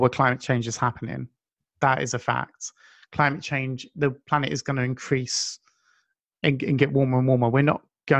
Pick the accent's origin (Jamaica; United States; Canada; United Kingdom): United Kingdom; being British